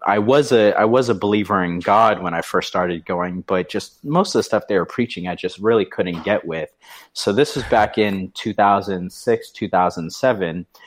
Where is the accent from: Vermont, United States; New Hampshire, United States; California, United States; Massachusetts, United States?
New Hampshire, United States; moved away as an adult; also born or lived in North Carolina; I was from New Hampshire. I had moved down to North Carolina.